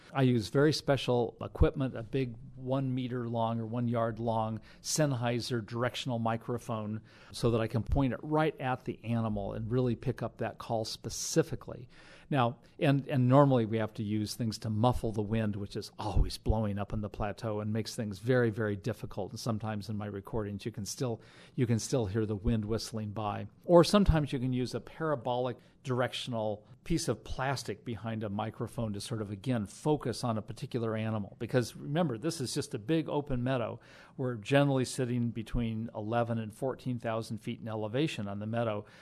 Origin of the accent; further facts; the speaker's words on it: Sierra Nevada mountains of California, United States; I grew up hiking in the Sierra Nevada mountains of California